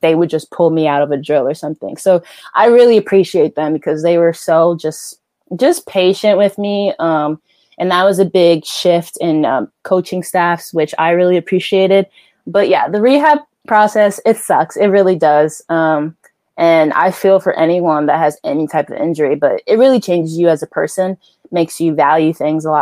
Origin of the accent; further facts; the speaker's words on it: New Jersey, United States; growing up in Jersey